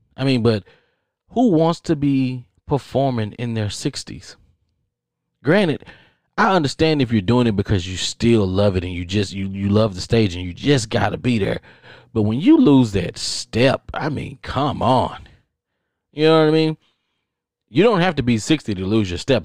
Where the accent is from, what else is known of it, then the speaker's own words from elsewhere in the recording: Texas, United States; I'm from Texas.